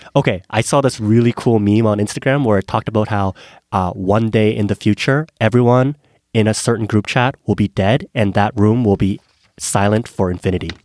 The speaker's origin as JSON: {"language": "English", "country": "South Korea", "tie": "born or raised there", "also_born_or_lived": "Canada", "moved": "yes", "said": "I was born in Korea"}